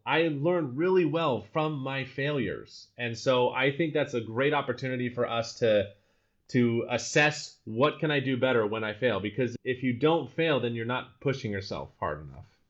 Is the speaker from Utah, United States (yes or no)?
yes; Utah, United States; first language English; moved away as an adult; also born or lived in Colorado; now in Amsterdam, Netherlands; I grew up in Utah, best snow on the earth